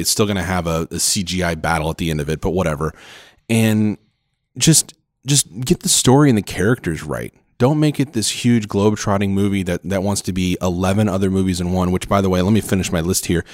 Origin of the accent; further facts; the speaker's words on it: Oklahoma, United States; now in Phoenix, United States; we live in Phoenix, but, uh, I'm from Oklahoma as, is my wife, and so we go back every Christmas